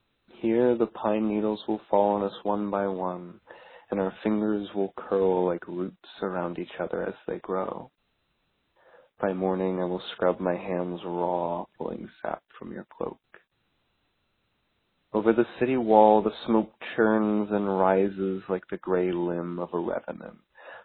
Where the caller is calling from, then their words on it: Newport News, Virginia, United States; I'm calling from Newport News, Virginia